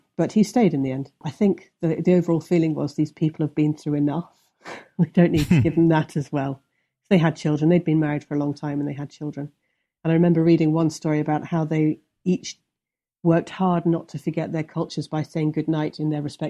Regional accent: Midlands, United Kingdom; I'm not from London. I'm from the Midlands. So if you think about the centre of England and the two bits that stick out, one of which is Norfolk and the other is Wales, sort of in the centre, that's the bit I'm from.

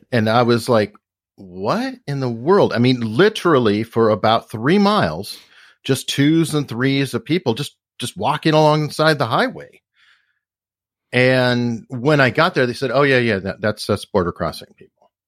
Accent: Tucson, Arizona, United States; I grew up in Tucson.

